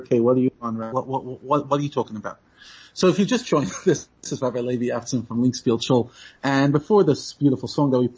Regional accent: New York City, New York, United States; moved away as an adult; now in South Africa; I grew up in New York

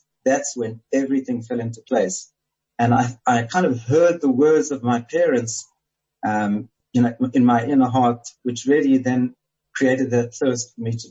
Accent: South Africa; moved away as an adult; also born or lived in Jerusalem, Israel; now in Modi'in, Israel; I remember growing up in South Africa

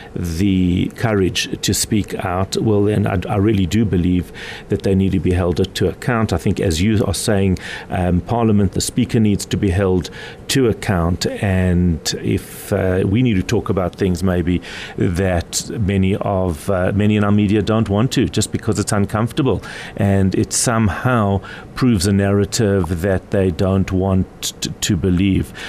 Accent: South Africa; I am as South African as the president is

